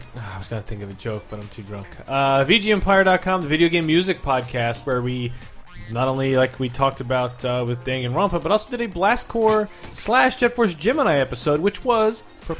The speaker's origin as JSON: {"language": "English", "region": "Midwest", "country": "United States", "moved": "yes", "said": "most of the Midwest, like where I'm from. So the awful humid summers and freezing ass winters."}